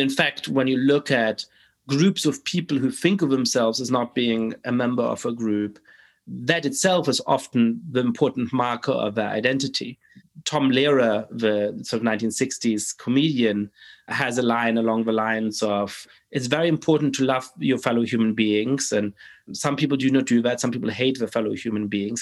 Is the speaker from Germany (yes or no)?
yes; Germany; I grew up in Germany